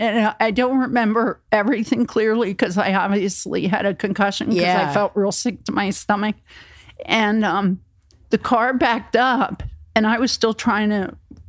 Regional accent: New Jersey, United States; moved away as an adult; also born or lived in Florida; They knew he was from Jersey and I was from Jersey.

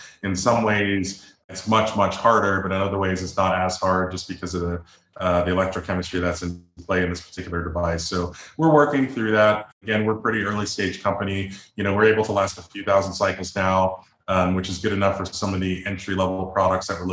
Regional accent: Chicago, Illinois, United States; now in Boulder, United States; I'm from the Midwest, I'm from Chicago

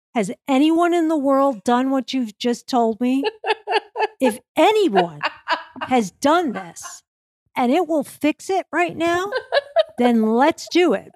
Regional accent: New York, United States; when I was growing up in New York

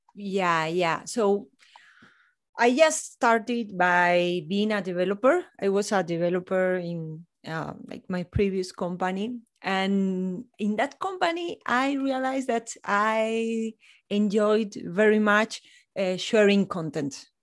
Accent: Spain; also born or lived in north of Spain / Ceuta; now in Granada, Spain; I'm from Spain. I'm based in Granada, in the south of Spain, near to the Sierra Nevada mountains

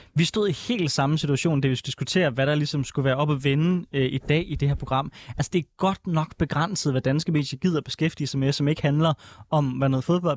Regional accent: Denmark; jeg er fra Jylland

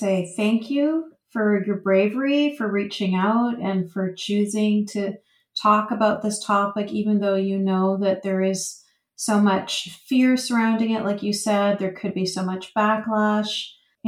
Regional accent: Vancouver, British Columbia, Canada; I was born and raised in Vancouver, Canada

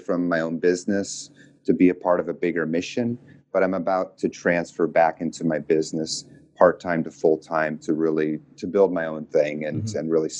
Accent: New York, United States; moved away as an adult; also born or lived in Iowa / Nashville, Tennessee / Texas; I grew up on the East Coast, upstate New York. And then I kind of moved around a lot.

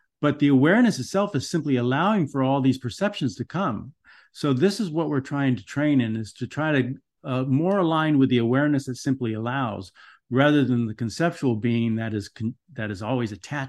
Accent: Los Angeles, California, United States; I grew up in Los Angeles in Van Nuys, you know, where there was riots, there were people were beating up on everybody.

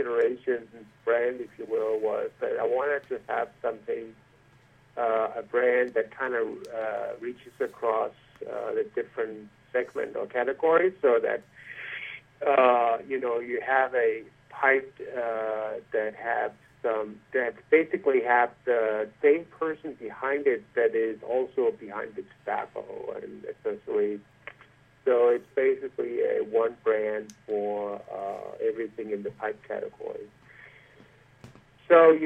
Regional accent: Denmark; now in United States; when I was growing up in Denmark

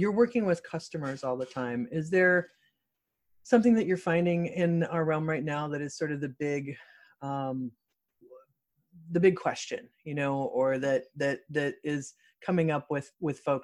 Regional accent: Midwest, United States; also born or lived in Michigan / Indiana; now in California, United States; I'm from the Midwest as well. I was born in Michigan, grew up in Illinois and Indiana

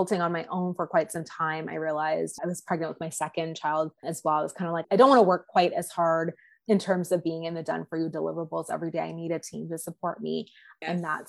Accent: Canada; also born or lived in Toronto, Ontario; So I am a Canadian. I'm in the country we currently know as Canada. I live just outside of Toronto, Ontario

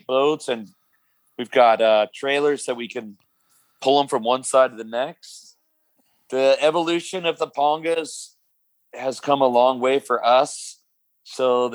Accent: California, United States; now in Mexico; I'm from California.

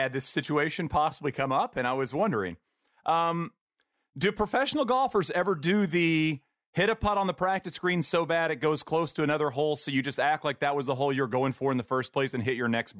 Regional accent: East Texas, United States; I grew up in East Texas.

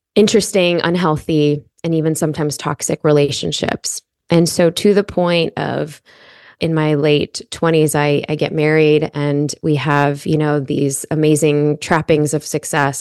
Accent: Chicago, Illinois, United States; I grew up in Chicago

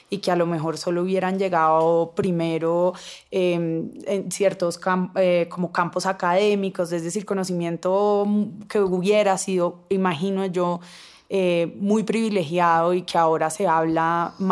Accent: Cali, Valle del Cauca, Colombia; pues yo crecí en Cali eh, donde la feminidad es todo, las caleñas son

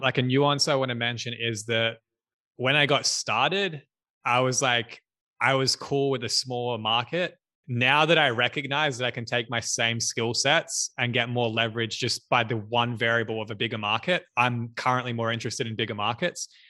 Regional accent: Australia; I'm from Australia

